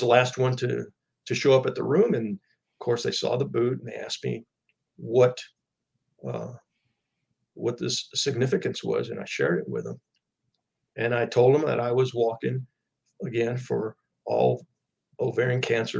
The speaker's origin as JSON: {"language": "English", "town": "El Paso", "region": "Texas", "country": "United States", "said": "I'm from El Paso, Texas"}